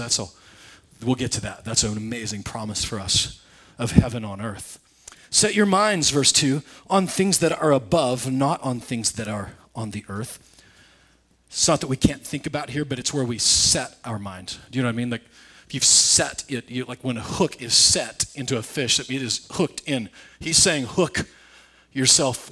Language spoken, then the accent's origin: English; Nebraska, United States; I grew up in Nebraska. We don't know those things. We use costume jewelry where I'm from.